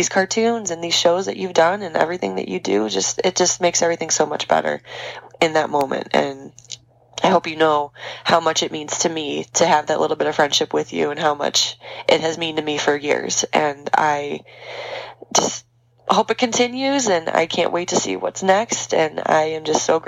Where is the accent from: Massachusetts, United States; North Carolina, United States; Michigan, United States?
Michigan, United States; Detroit; we're both from Detroit